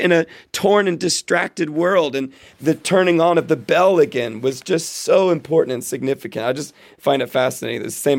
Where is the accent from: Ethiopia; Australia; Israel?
Israel; what I did growing up in Israel, and what Jewish people all over the world do, is they light 9 candles.